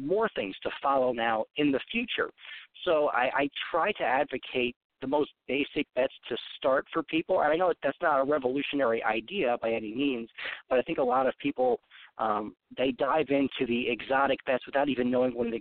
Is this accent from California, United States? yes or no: no; Long Island, New York, United States; I'm from Long Island. We grew up with classic rock stations